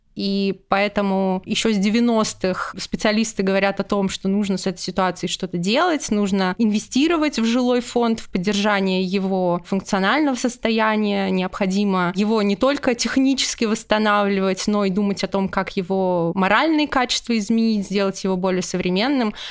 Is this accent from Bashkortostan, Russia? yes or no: yes; Ufa, Bashkortostan, Russia; в моем родном городе Уфа